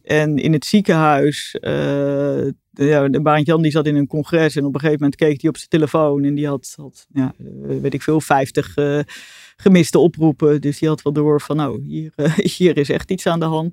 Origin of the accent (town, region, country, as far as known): Arnhem, Gelderland, Netherlands; born or raised there; also born or lived in Delft